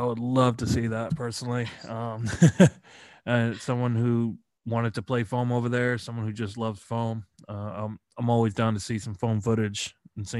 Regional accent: United States; accent: American; because of my American pronunciations, I probably butcher a lot of things.

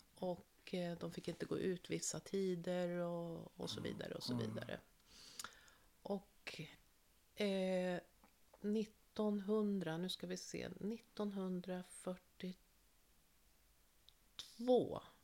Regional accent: Norrköping, Östergötland, Sweden; now in Stockholm County, Sweden; jag är född 1960 i Norrköping

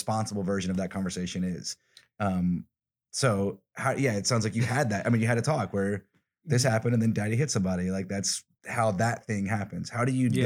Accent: Alabama, United States; I'm from the South, I'm from Alabama

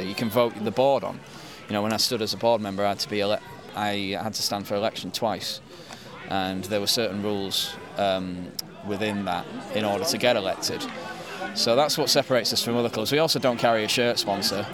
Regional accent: Halifax, Yorkshire and the Humber, United Kingdom; also born or lived in Manchester; grew up near Halifax, in West Yorkshire

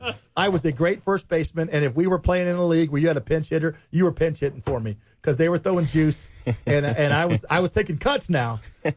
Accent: Ohio, United States; born there; I was a baseball guy fan-wise because I was born in Ohio. And I was there in the 70s when the Big Red Machine.

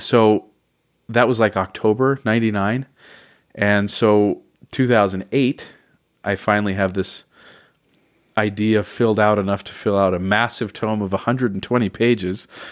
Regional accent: Oceanside, California, United States; also born or lived in Northridge, Los Angeles, California; we moved down to Oceanside when I was about ten or 11 mm-hmm. and so I kind of call that more my home than Los Angeles

